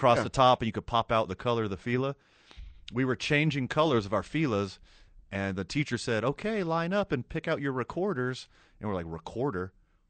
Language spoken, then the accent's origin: English; Houston, Texas, United States; now in Albuquerque, United States; I grew up right outside of Houston, Texas.